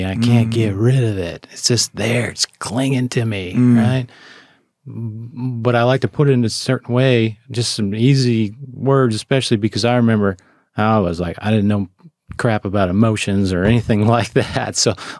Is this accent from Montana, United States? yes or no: yes; Montana, United States; Exactly. Yeah, I'm from Montana, I get it, right?